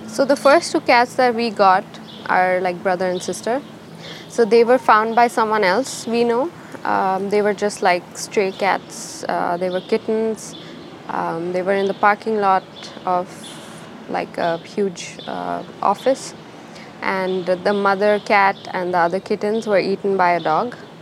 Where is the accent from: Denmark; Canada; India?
India; moved away as an adult; also born or lived in Bangalore, India; now in Oslo, Norway; I'm from India.